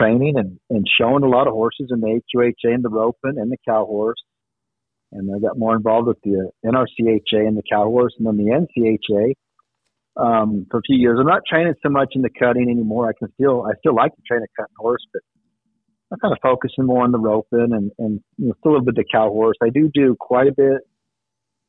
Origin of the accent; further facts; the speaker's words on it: Peoria, Arizona, United States; I grew up in Peoria, Arizona, so just there northwest of Phoenix.